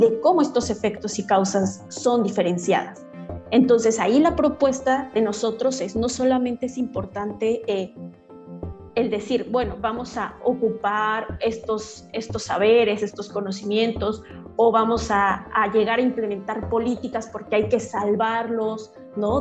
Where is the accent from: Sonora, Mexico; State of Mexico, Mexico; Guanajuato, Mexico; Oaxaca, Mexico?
Oaxaca, Mexico; San Sebastián Tecomaxtlahuaca; yo soy mixteca, originaria de San Sebastián, Tecomaxlahuaca, Oaxaca